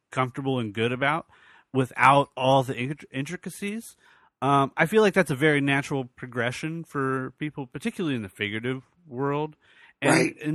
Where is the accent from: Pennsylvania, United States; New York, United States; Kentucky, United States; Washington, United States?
New York, United States; moved away as an adult; also born or lived in Virginia; I grew up in New York